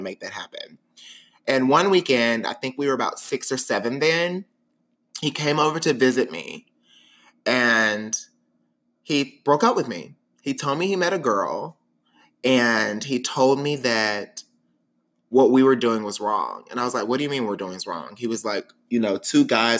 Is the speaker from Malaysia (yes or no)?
no; Wilmer, Arkansas, United States; moved away; also born or lived in Little Rock, Arkansas / Texas; I'm technically from Wilmer, Arkansas.